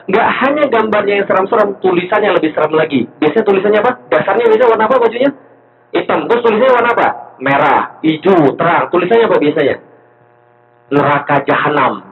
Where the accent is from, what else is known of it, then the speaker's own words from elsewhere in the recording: Palembang, South Sumatra, Indonesia; moved away as an adult; also born or lived in Jakarta; 13 tahun berlalu dari Jakarta saya pergi ke Palembang, kota asal saya, hometown saya.